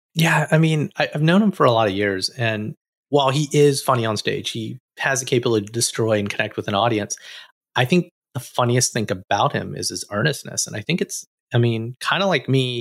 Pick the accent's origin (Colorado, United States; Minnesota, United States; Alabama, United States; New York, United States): Alabama, United States; moved away